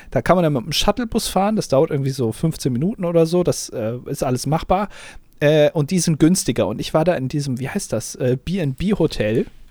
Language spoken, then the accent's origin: German; Germany